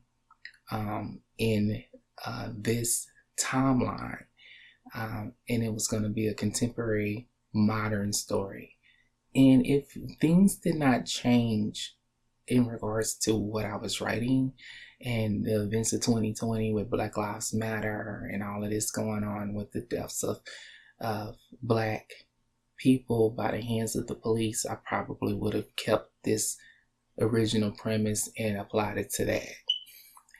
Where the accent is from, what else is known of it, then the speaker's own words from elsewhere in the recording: Texas, the South, United States; now in Texas, United States; I'm from the South. I live in Texas as well.